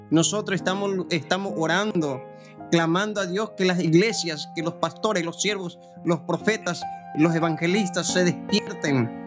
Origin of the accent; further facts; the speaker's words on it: Paraguay; now in Argentina; Yo soy de Paraguay, mi esposa es de Buenos Aires.